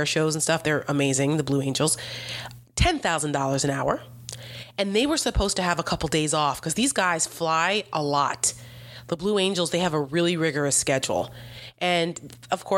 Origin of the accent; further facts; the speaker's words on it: New Jersey, United States; I'm from New Jersey.